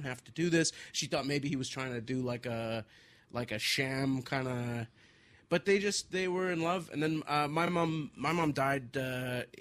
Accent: Vancouver, British Columbia, Canada; I was born in Vancouver, and I actually go back like three or four generations in Vancouver on my mom's side

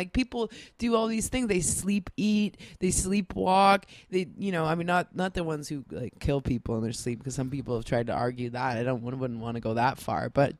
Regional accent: Scarborough, Ontario, Canada; I grew up in Scarborough, not to brag, but maybe some people could figure out where it is.

